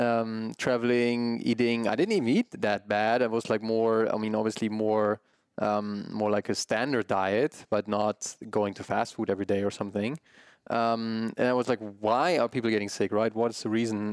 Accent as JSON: {"language": "English", "country": "Germany", "tie": "born or raised there", "said": "my parents coming from Germany, growing up in Germany, um, a big meat household"}